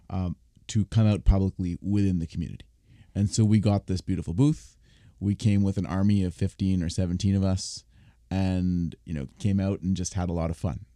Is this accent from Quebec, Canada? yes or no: no; Toronto, Ontario, Canada; I was, I was born and raised here, but the child of immigrants